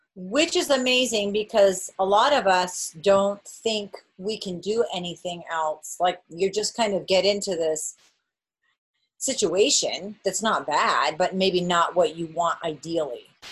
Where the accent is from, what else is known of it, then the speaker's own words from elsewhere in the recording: New England, United States; i'm from new england